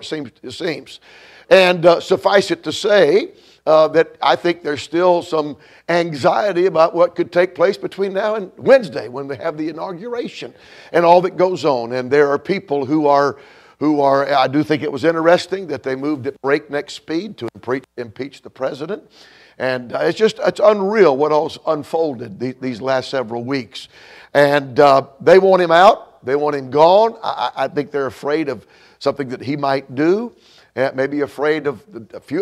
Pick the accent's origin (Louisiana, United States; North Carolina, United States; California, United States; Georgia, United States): Georgia, United States; now in Illinois, United States; Georgia's my home state